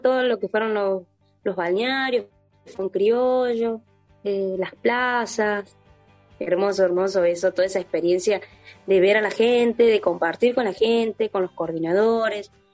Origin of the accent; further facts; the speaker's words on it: Tucumán, Argentina; moved away; Esto de haberme ido de mi provincia me generó el, desarraigo, me hizo quererla más y cantarla a mi tierra